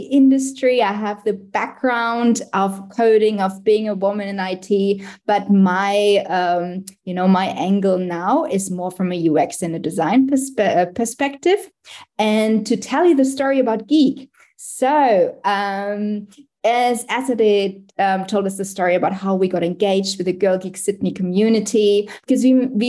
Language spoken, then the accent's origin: English; Germany; moved away as an adult; now in Australia; I actually came to Australia in 2010 as well. I'm originally from Germany.